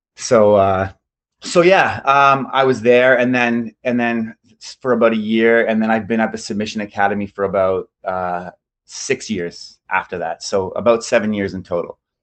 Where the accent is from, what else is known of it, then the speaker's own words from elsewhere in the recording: London, Ontario, Canada; also born or lived in South Korea; I'm from London, Ontario, Canada